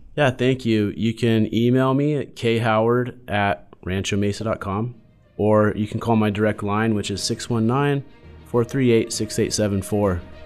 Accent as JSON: {"language": "English", "town": "San Diego", "region": "California", "country": "United States", "tie": "born or raised there", "said": "was born and raised in San Diego"}